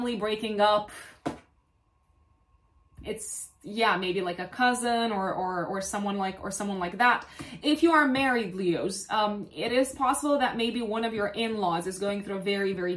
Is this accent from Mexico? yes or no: no; Romania; I come from Romania